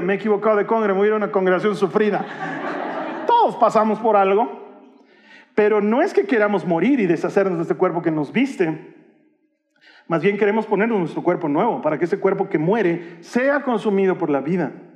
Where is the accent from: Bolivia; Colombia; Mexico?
Bolivia; culturalmente, como bolivianos y como latinoamericanos